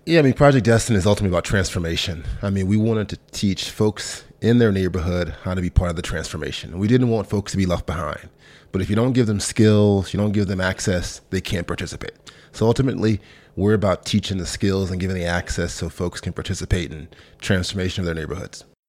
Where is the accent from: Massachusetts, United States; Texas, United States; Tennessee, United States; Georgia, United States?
Tennessee, United States; Memphis; moved away as an adult; also born or lived in Sardis, Mississippi / London; I'm born in a small town in Mississippi, about 10,000 folks called Sardis, uh, but then really grew up in Memphis, Tennessee. My mom moved there when I was probably five or six years old